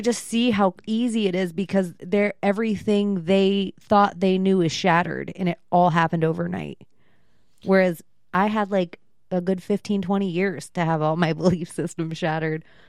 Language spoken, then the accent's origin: English; Florida, United States; I am from Florida. My mom's from Florida.